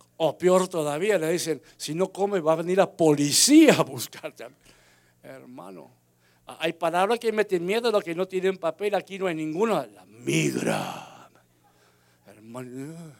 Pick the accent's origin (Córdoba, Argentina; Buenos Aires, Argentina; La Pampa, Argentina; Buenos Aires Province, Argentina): Córdoba, Argentina; Unquillo; moved away; also born or lived in Florida; mi pueblo Unquillo, allá en Córdoba, Argentina